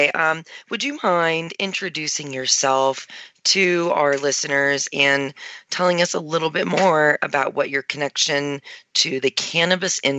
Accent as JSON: {"language": "English", "region": "Maryland", "country": "United States", "moved": "yes", "lives_now": "Denver, United States", "said": "I came from Maryland um, where there were no dispensaries when I lived there."}